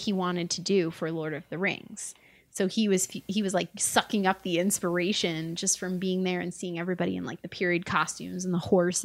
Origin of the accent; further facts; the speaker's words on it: New York City, New York, United States; growing up in New York City